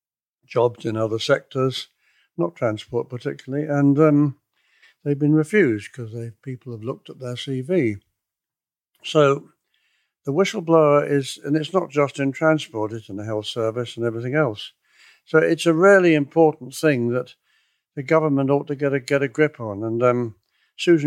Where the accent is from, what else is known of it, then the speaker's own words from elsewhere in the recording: Cornwall, South West England, United Kingdom; I come from Cornwall